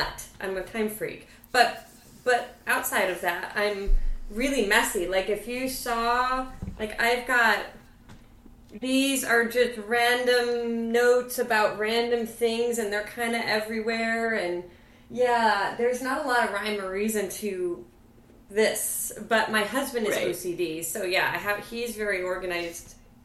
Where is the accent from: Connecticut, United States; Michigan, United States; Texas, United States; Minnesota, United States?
Michigan, United States; Ann Arbor; also born or lived in Santa Cruz, California / Arizona / Colorado Springs, Colorado; now in Los Angeles, United States; by third grade, I moved to Michigan, so like all those formative years were in Ann Arbor